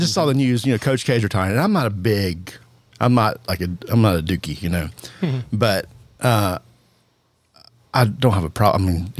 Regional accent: Charlotte, North Carolina, United States; So growing up in North Carolina, you know, I was born and raised.

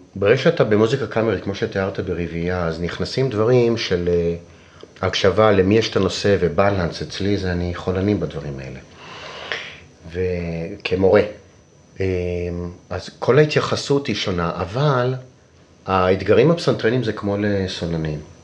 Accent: Israel; also born or lived in Rome; אני ישראלי שבילה די הרבה בחו"ל

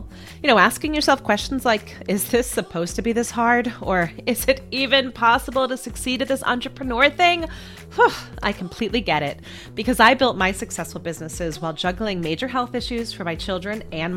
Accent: Boston, Massachusetts, United States; I'm from Boston area

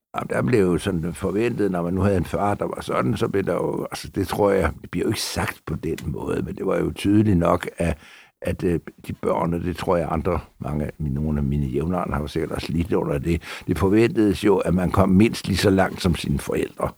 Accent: Copenhagen, Capital Region of Denmark, Denmark; also born or lived in Frederiksberg; Mit barndomshjem øh, lå der, hvor jeg også bor en dag

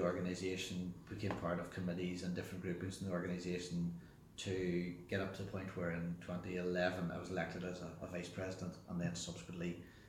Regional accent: South Armagh, Northern Ireland, United Kingdom; Yeah, it was a good upbringing in a Presbyterian farming family in South Armagh. Third child of four children, of two brothers and one sister.

